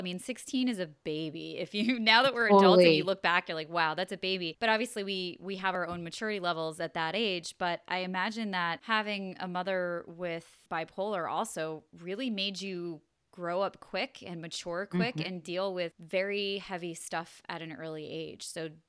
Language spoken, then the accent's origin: English; New York, United States; I grew up in New York and I don't know if I don't think it's necessarily a New York LA thing